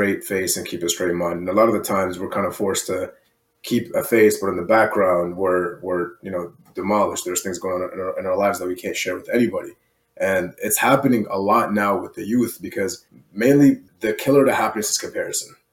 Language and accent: English; Iraq; moved away; I'm from Iraq, first and foremost.